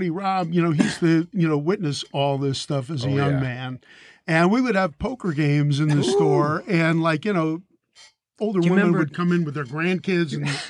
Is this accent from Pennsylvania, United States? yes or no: yes; Philadelphia, Pennsylvania, United States; I'm from Philly.